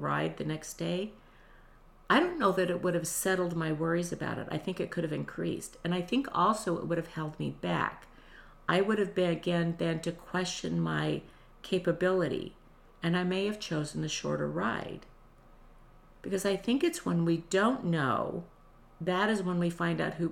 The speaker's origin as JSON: {"language": "English", "region": "Nevada", "country": "United States", "said": "I was from Nevada, but I was not used to humid and hot"}